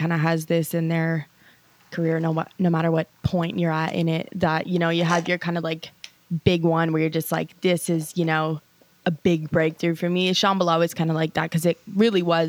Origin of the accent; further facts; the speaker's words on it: Vancouver Island, British Columbia, Canada; also born or lived in Los Angeles; now in Vancouver, Canada; I grew up on Vancouver Island